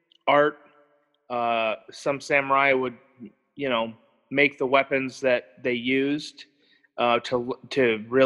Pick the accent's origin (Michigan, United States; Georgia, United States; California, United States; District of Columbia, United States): Michigan, United States; moved away as an adult; I was from Michigan.